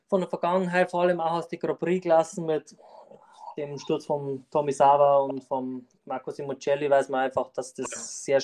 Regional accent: Landau an der Isar, Bavaria, Germany; Ich komme aus Landau an der Isar, und bin eigentlich im Straßenrennsport seit 2017 tätig.

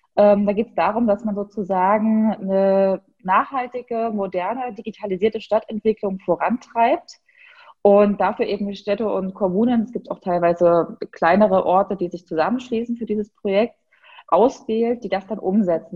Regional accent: Gera, Thuringia, Germany; moved away as an adult; also born or lived in Berlin; meine Heimatstadt

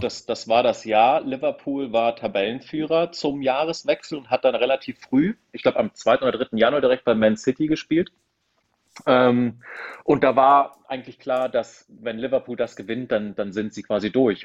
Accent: south-eastern Lower Saxony, Germany; ich komme aus, aus Niedersachsen, aus, äh, aus dem südöstlichen Niedersachsen und damals Mitte der 90er äh, sozusagen, wir, wir hatten ja nichts

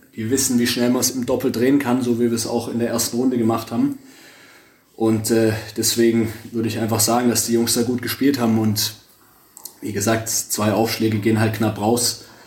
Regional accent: Stuttgart, Baden-Württemberg, Germany; ich komme direkt aus Stuttgart

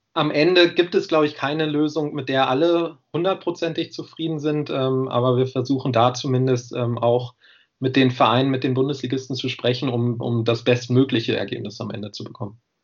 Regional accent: Göttingen, Lower Saxony, Germany; moved away as an adult; now in Jena, Germany

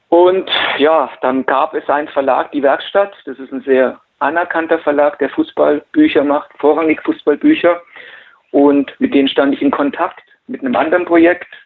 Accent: Nuremberg, Bavaria, Germany; Ja, und irgendwann habe ich mal gedacht, es wäre mal ganz schön, was über meine Heimatstadt Franken zu schreiben, also über

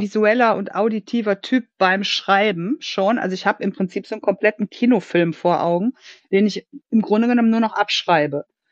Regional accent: Germany; now in Cologne, Germany; gebürtig aus der Eifel und in der Hauptsache in Köln lebend

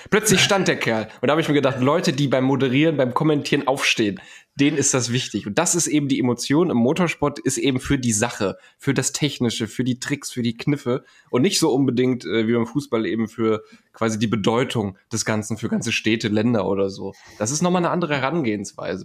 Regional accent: Germany; als Deutscher

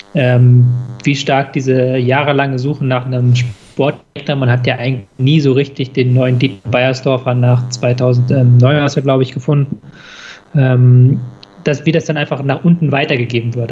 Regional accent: Hamburg, Germany; ich als Hamburger

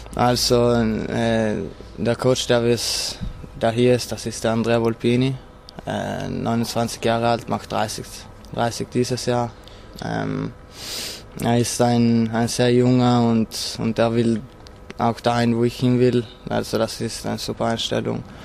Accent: South Tyrol, Trentino-Alto Adige, Italy; bei uns in Südtirol wird noch relativ viel Ski gefahren

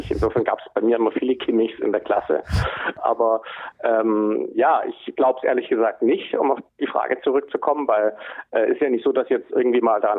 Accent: Hamburg, Germany; Äh, als Hamburger muss man natürlich, äh, muss man da natürlich ganz genau drauf gucken

